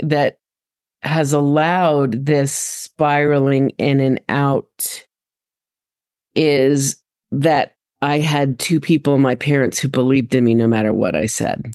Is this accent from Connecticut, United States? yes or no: yes; Westport, Connecticut, United States; I was raised in Connecticut.